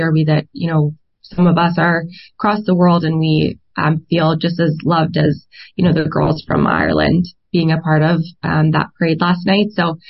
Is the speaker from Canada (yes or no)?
yes; Canada; We're Canadian. We're proud to be Canadian. We're so excited to be in this festival and to be recognized as Canadian women.